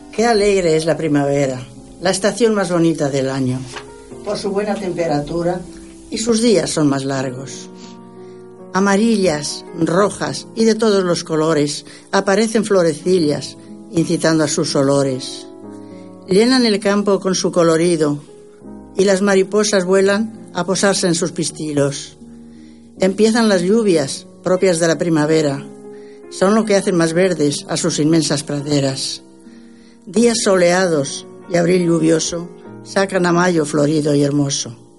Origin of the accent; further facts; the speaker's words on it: Castilla-La Mancha, Spain; moved away; Qué hermosa tierra manchega, lugar donde yo nací